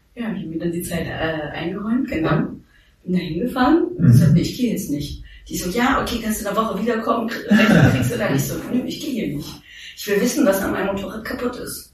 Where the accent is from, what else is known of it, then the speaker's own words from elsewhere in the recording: Thuringia, Germany; also born or lived in New York; now in Berlin, Germany; Ich komme aus Thüringen